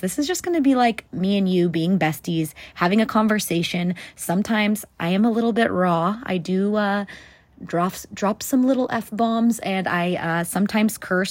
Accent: California, United States; moved away as an adult; also born or lived in South Central Texas; now in Texas, United States; I currently live in Texas, but I was born and raised in California

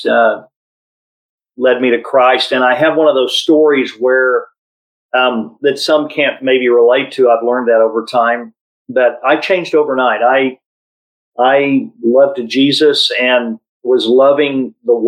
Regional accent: United States; also born or lived in Oklahoma City, Oklahoma / Minneapolis, Minnesota; I was raised in Oklahoma City and Minneapolis, Minnesota

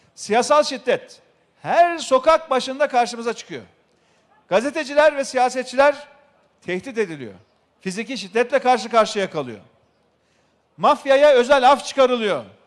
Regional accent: Şereflikoçhisar, Ankara, Turkey; memleketimiz Şerifli Koçlar'da

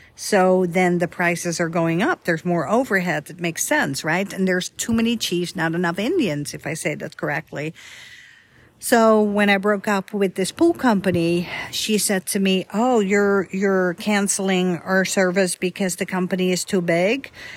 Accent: Netherlands; now in Dallas area, United States; I'm from Holland, but I'm not from Amsterdam, the capital

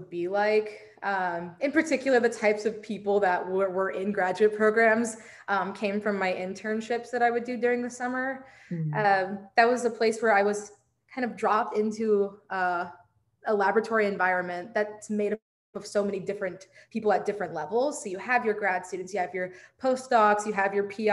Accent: Chicago, Illinois, United States; moved away as an adult; also born or lived in Georgia; now in New York City, United States; I was born in Chicago and was raised just outside of Chicago

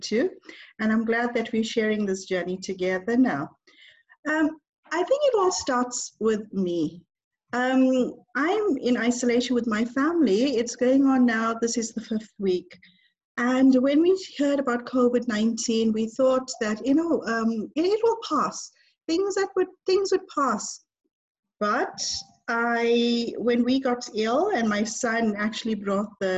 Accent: South Africa; moved away as an adult; now in United Kingdom; I'm South African, but now I live in the UK. And it's been 19 years that I left South Africa.

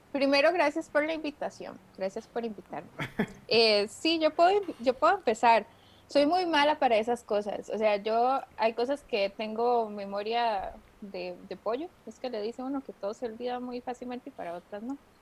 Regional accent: Costa Rica; yo soy de Costa Rica, por eso digo la R así

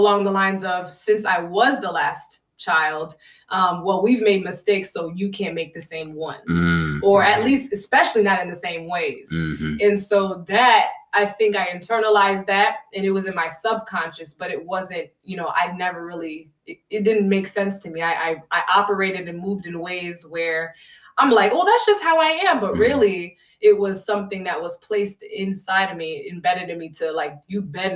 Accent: Connecticut, United States; I was born and raised in Connecticut, 203 CT

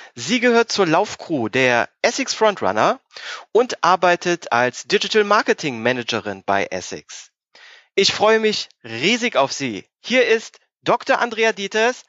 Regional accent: near Mönchengladbach, North Rhine-Westphalia, Germany; Ich äh, komme ja aus der Nähe von Mönchengladbach

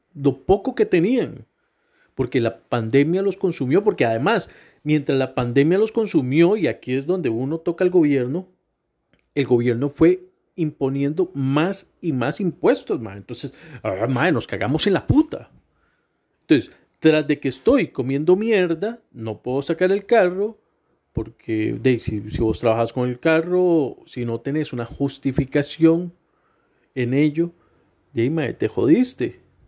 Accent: Costa Rica; Soy el Tico

